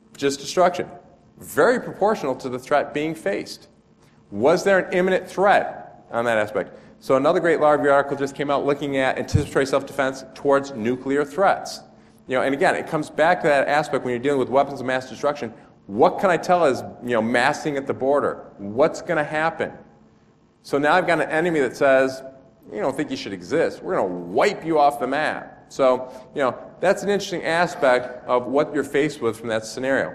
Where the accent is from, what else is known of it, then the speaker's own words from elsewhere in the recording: United States; a state called Illinois, which is really lousy because my home state's right next to it